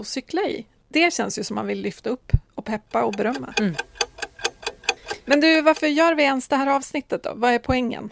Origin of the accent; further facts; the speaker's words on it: Timrå, Västernorrland County, Sweden; now in Stockholm area, Sweden; Jag är uppvuxen i Timrå kommun som är en liten kommun som ligger eh, granne med Sundsvalls kommun.